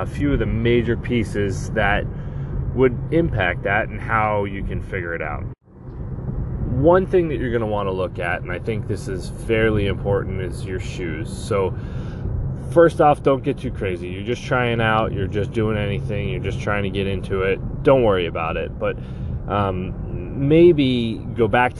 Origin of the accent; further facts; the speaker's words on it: Long Island, New York, United States; Nicole and I grew up on Long Island